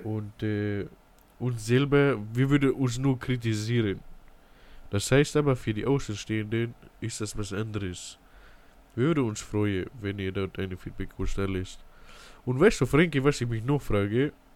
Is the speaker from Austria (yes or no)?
no; Ingolstadt, Bavaria, Germany; Ich komme aus Ingolstadt in die Bayern.